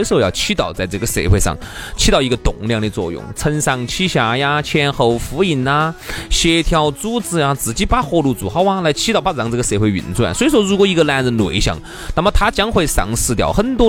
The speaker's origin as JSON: {"language": "Chinese", "country": "China", "moved": "yes", "said": "我们中国人其实华人"}